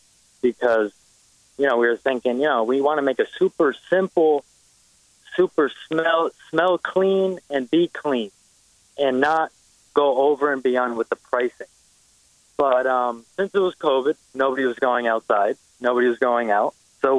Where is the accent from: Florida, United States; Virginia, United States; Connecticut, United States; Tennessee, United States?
Connecticut, United States; Stamford; I'm 24 years old. I'm from Stamford, Connecticut.